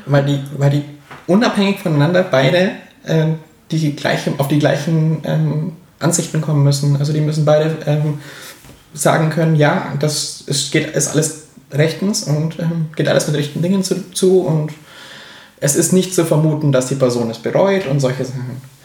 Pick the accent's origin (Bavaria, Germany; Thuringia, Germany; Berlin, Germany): Bavaria, Germany; Augsburg; in Augsburg, wo ich herkomme